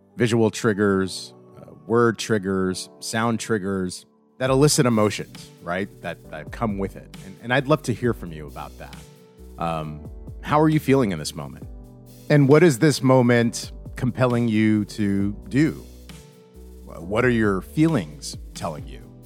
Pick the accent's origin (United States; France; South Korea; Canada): United States; New York; moved away as an adult; now in Arizona, United States; I grew up in New York